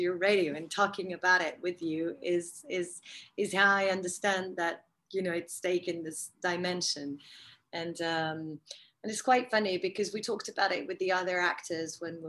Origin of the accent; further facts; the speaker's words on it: France; That's very French